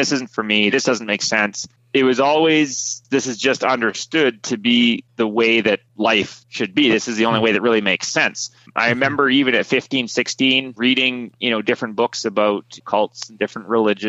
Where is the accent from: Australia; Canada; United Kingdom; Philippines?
Canada; Prince George, British Columbia; born there; So I was born in Prince George, British Columbia. That's kind of more north of center.